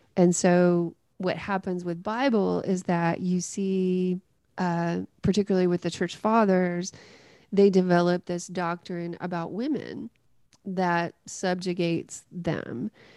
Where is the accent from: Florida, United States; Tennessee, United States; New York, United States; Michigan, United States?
Tennessee, United States; Greenfield; up in a really small town in West Tennessee called Greenfield